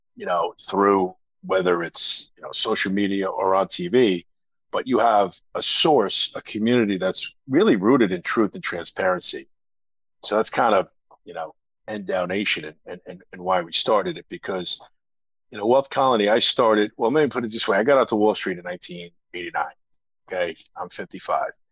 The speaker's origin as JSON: {"language": "English", "region": "New Jersey", "country": "United States", "said": "It took me 30 years to admit that I'm from New Jersey"}